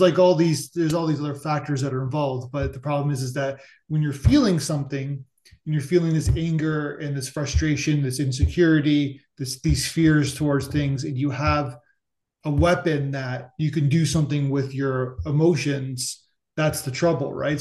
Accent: Canada; I'm Canadian

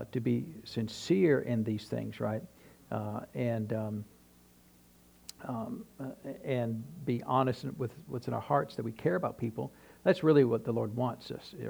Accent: New Hampshire, United States; now in Tennessee, United States; when I was growing up in New Hampshire

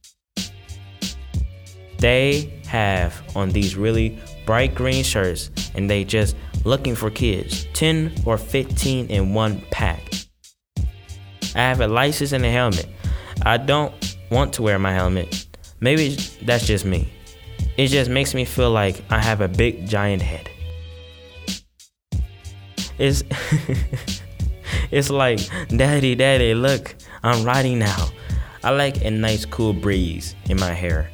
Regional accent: Cleveland, Ohio, United States; now in Shaker Heights, United States; I was born in Cleveland. I got more Cleveland in me than Shaker.

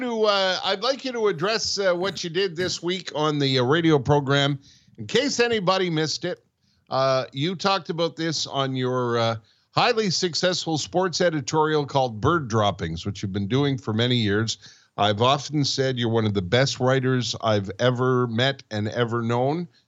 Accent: Montreal, Quebec, Canada; we grew up in Montreal

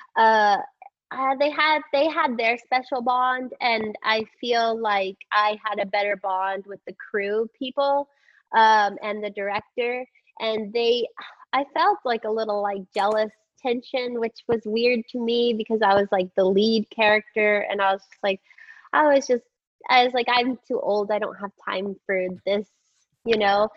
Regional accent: Texas, United States; growing up in Texas

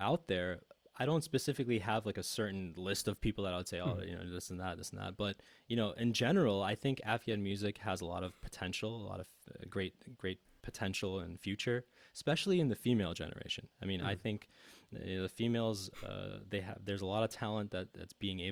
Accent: United States; I'm an American as well

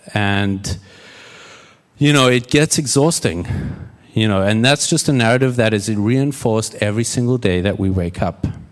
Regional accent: South Africa; moved away as an adult; also born or lived in Houston / Red Bluff, California; now in United States; I'm South African and, uh, grew up there, moved to the States in twenty thirteen

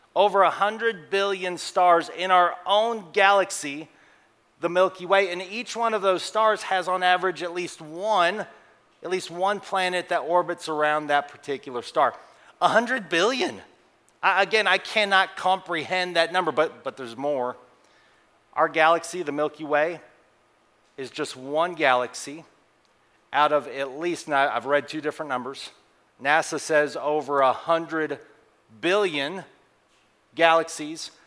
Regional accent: Colorado, United States; moved away as an adult; also born or lived in Oklahoma / Texas; I grew up in Colorado

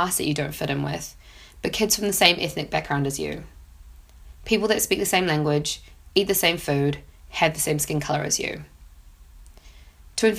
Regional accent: Auckland, New Zealand; I'd moved schools from one in South Auckland, quite a poor area, to one in East Auckland

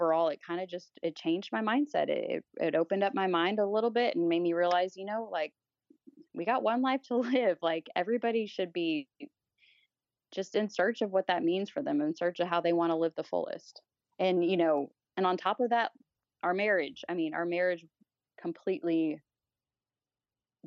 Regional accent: the South, United States; I grew up in the South.

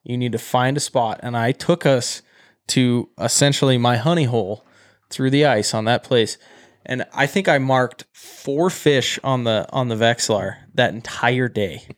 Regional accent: Great Falls, Montana, United States; I'm from Great Falls

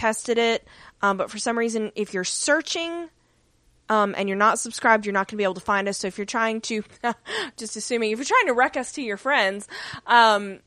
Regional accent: United States

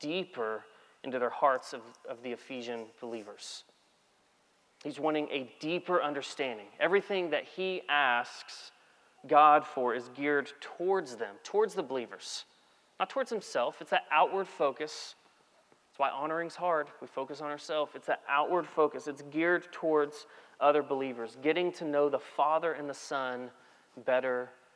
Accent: Texas, United States; I'm from Texas

